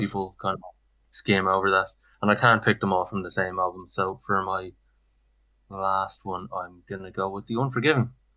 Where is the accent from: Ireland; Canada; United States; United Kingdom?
Ireland; Dublin, Leinster; I'm from Cloney in Dublin. Um, uh, I live in Shankill in Dublin at the moment, and uh, yeah, I'm basically uh, been uh, living here all my life